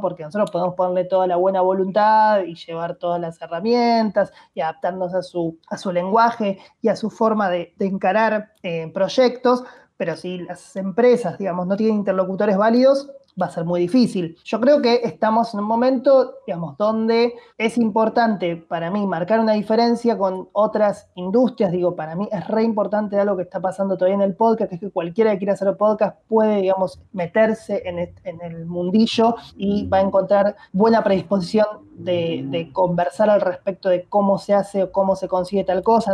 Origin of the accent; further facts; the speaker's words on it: Buenos Aires, Argentina; Yo soy porteño, amo a mi ciudad